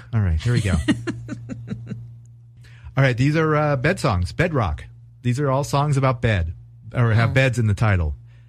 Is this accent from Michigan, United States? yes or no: no; California, United States; It's a struggle as a Californian.